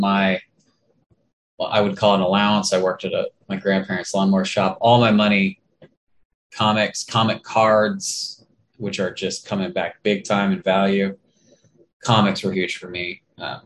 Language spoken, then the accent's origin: English; Escondido, California, United States; now in Inland Empire, United States; We're both from Escondido, right. California